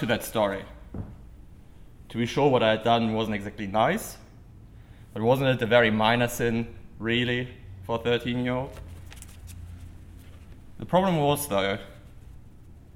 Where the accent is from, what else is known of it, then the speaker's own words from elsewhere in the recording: Germany; moved away as an adult; now in United States; as a German